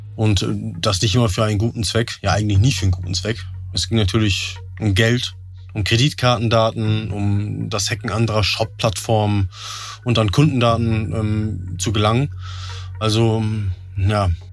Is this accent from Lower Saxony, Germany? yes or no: no; Rheine, North Rhine-Westphalia, Germany; ich bin 33 Jahre alt, ich komme aus Rheine